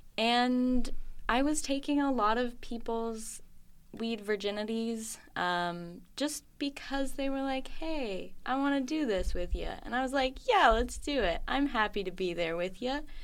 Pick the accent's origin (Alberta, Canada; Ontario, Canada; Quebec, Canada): Ontario, Canada; Oakville; moved away as an adult; also born or lived in Sackville, New Brunswick; now in Vancouver, Canada; I was born in a place called Sackville, New Brunswick. It's very small. It's on, uh, Mi'kmaq territory. And then I moved to Oakville, Ontario